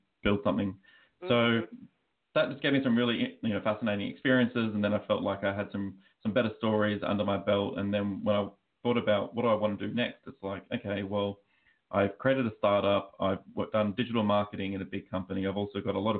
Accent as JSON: {"language": "English", "country": "Australia", "accent": "Australian", "moved": "yes", "lives_now": "United States", "said": "as you can probably tell by my accent, I am Australian, but I'm actually living out in the US."}